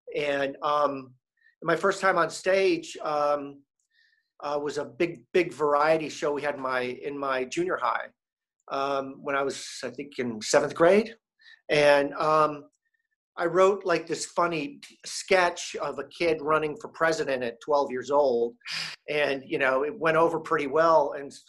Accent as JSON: {"language": "English", "town": "Syracuse", "region": "New York", "country": "United States", "tie": "born there", "said": "I was born in Syracuse. We left Syracuse."}